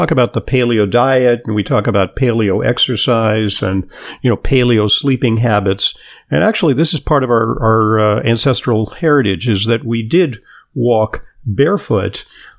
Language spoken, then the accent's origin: English; Santa Monica, California, United States; I grew up in Southern California in Santa Monica.